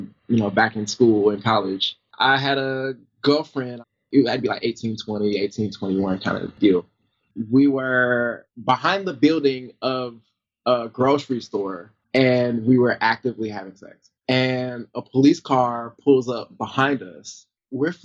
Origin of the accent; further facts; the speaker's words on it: the South, United States; moved away; I grew up in the South, so, like, you know, Georgia, Alabama, Tennessee, North Carolina, South Carolina was probably, other than like a class trip, was the farthest I'd ever gone